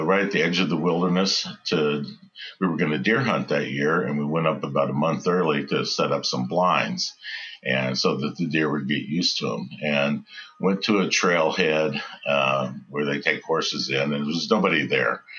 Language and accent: English; West Texas, United States; moved away as an adult; also born or lived in Dallas, Texas / California; I am from West Texas, born and raised in West Texas, and moved to Dallas when I was in high school.